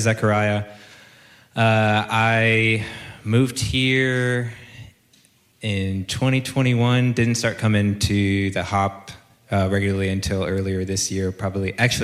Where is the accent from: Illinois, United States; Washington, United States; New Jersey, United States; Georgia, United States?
Illinois, United States; Chicago; also born or lived in Kansas City / Atlanta; now in Texas, United States; I grew up in Chicago, Illinois